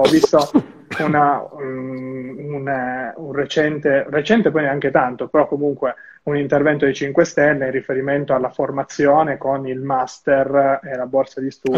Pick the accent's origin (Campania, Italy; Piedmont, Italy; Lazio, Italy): Piedmont, Italy; Turin; io sono di Torino